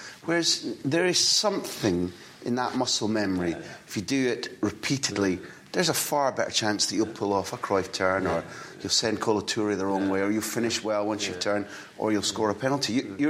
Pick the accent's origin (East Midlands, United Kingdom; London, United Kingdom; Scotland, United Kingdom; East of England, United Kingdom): Scotland, United Kingdom; even as a Scot